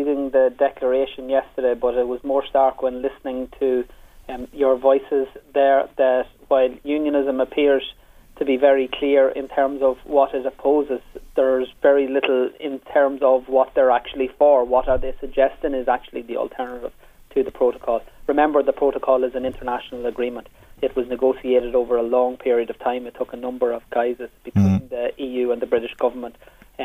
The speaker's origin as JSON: {"language": "English", "town": "Monaghan", "region": "Ulster", "country": "Ireland", "said": "I'm from Monaghan"}